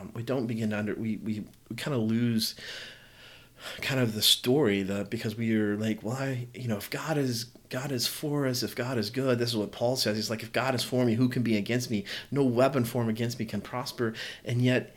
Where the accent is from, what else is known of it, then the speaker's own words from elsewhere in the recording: the South, United States; I'm from the South